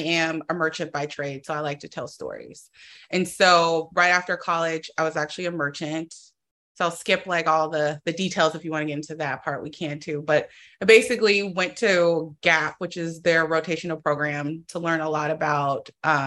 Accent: Oakland, California, United States; I'm from Oakland, so I'm from the Bay Area.

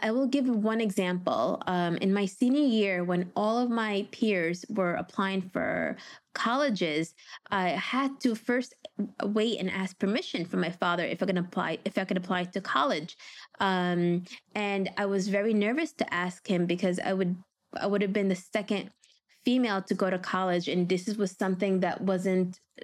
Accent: Yemen; we're both from Yemen

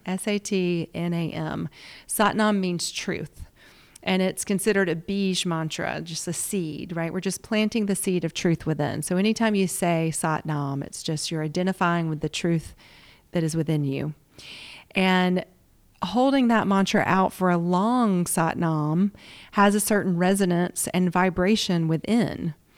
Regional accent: the South, United States; accent: Southern; also born or lived in Washington, D.C.; born and raised in the South

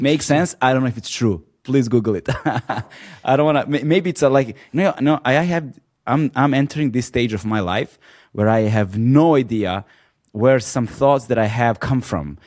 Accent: Serbia; moved away as an adult; I was born and raised in Serbia until in until my early twenties

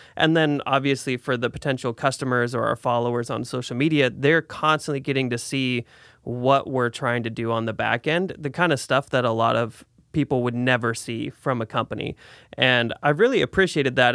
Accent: Salem, Oregon, United States; also born or lived in Portland; I moved back to Salem from Portland, I was up there for about eight years

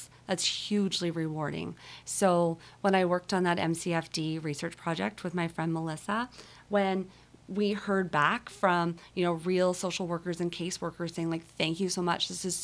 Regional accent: Kenton, Manitoba, Canada; moved away as an adult; now in Victoria, Canada; I was born in Kenton, Manitoba, and I always kind of laugh and say I'll probably die there too

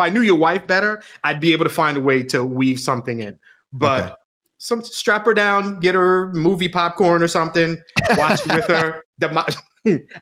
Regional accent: Long Island, New York, United States; moved away; I grew up in Long Island

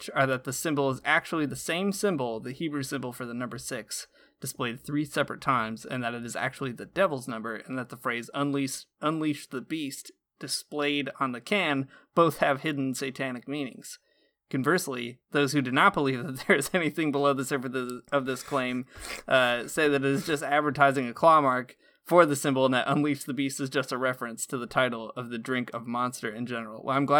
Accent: Michigan, United States; Saying y'all is so bad because I'm from Northern Michigan and I obviously am not. It's not a natural thing for me.

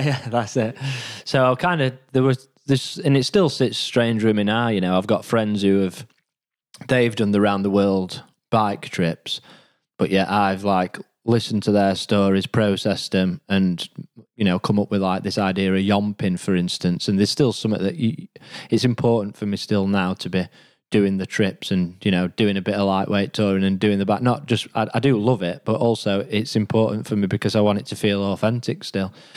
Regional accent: Rotherham, Yorkshire and the Humber, United Kingdom; I'm from Rotherham originally, so that's what I would describe as been my home

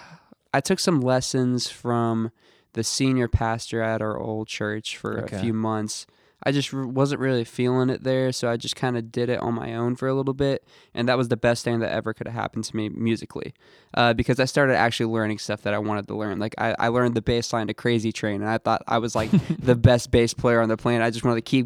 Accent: Santa Claus, Indiana, United States; also born or lived in Chicago / New Albany; I was born in Indianapolis, then we moved to a few places. Like we moved to like Chicago, and then okay. I grew up a little.

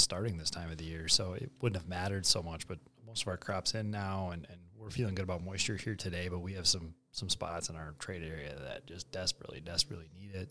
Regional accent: Bismarck, North Dakota, United States; moved away; also born or lived in Arthur, North Dakota; I'm a Bismarck High kid. Yeah, Southside Bismarck

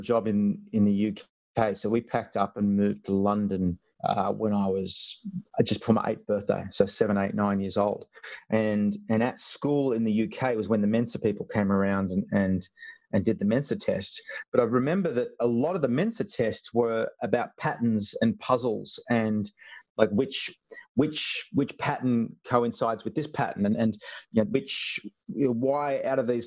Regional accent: Sydney, New South Wales, Australia; I was born in Sydney. I was born in Royal North Shore Hospital. And I think when we were first born, we lived in Chatswood or Crow's Nest, and we pretty much moved to Cronulla within the first year of my life down south

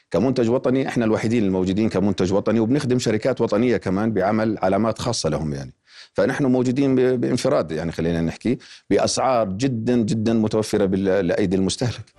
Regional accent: Palestine; now in Lebanon; وبالاخص احنا فلسطينيين بالذات عارف عن فرص العمل محدده وقليله جدا بالنسبه للدوله اللبنانيه

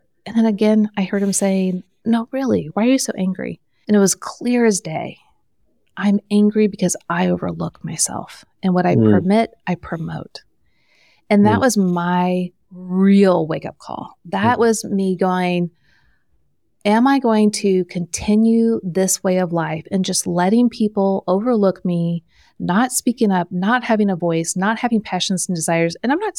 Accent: Midwest, United States; I'm from the Midwest, so I say soda or pop.

